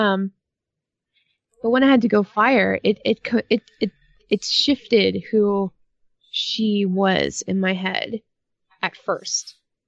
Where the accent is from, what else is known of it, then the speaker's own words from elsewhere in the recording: Canada; I'm Canadian